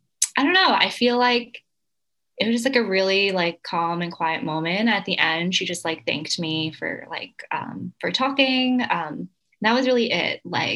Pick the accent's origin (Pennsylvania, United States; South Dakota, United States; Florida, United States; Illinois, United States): Pennsylvania, United States; Philadelphia; which is another fun connection because I'm also from Philly.